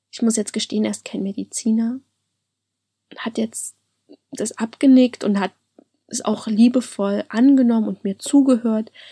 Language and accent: German; Halle, Saxony-Anhalt, Germany; Also ich komme ja aus Halle an der Saale und das war dann in Leipzig.